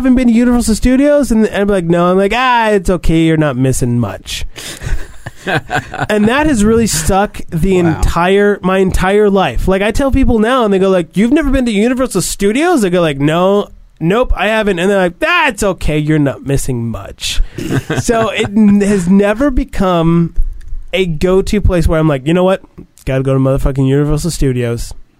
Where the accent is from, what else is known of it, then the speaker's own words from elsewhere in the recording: Anaheim, California, United States; I grew up in Anaheim, so we went to Disneyland a lot